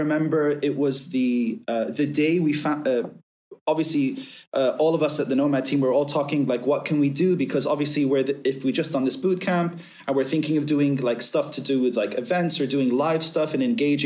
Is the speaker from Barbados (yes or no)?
no; Abu Dhabi, United Arab Emirates; moved away as an adult; being Syrian British, but being essentially raised from I was 2 months old up until 21 in Abu Dhabi